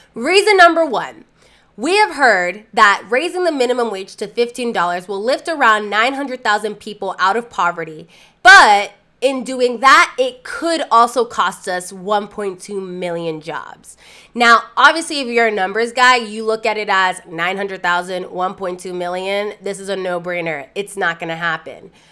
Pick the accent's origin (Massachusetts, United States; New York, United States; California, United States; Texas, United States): Massachusetts, United States; Lawrence; my hometown, Lawrence, Massachusetts